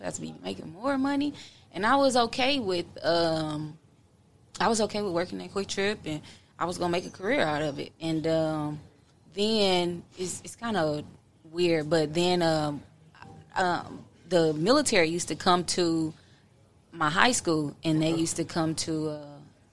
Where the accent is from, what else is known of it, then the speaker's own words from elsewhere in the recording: Kansas City, United States; also born or lived in Oklahoma; Born and raised in Kansas City.